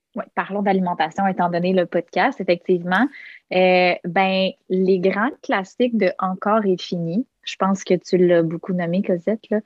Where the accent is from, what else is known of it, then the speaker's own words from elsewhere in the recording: Quebec City, Quebec, Canada; moved away as an adult; now in Montreal, Canada; je suis originaire de Québec. Euh, euh, installée à Montréal maintenant, probablement pour de bon.